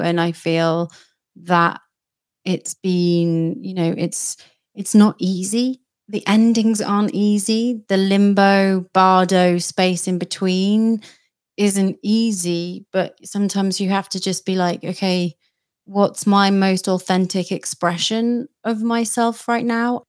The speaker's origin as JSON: {"language": "English", "country": "United Kingdom", "said": "I'm a Brit"}